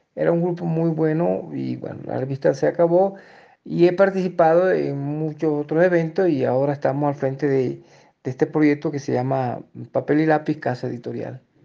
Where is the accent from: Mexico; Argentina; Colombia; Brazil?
Colombia; Fonseca, La Guajira; moved away as an adult; also born or lived in Ecuador; now in Ipiales, Colombia; mi pueblo Fonseca